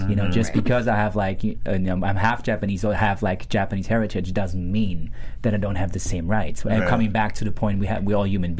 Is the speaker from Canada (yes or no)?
no; Germany; moved away; I was born and raised in Germany, right?